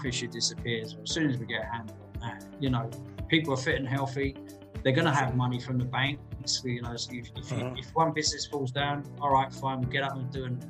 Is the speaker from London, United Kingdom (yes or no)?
yes; Croydon, London, United Kingdom; accent: South London; also born or lived in Spain / Purley / Surrey; now in San Pedro de Alcántara, Spain; originally I'm from Croydon, from Purley, you know, and Surrey.